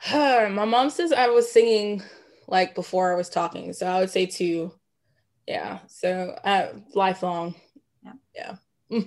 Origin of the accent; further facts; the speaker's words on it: Jonesboro, Georgia, United States; also born or lived in Atlanta, Georgia / Nashville, Tennessee; grew up in Clayton County, graduate of Clayton County. So shout out to Clayton County, Jonesboro.